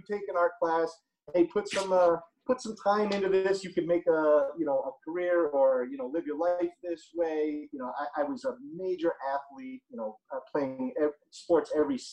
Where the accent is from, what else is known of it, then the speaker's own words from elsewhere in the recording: upstate New York, United States; moved away as an adult; now in Los Angeles, United States; I'm from New York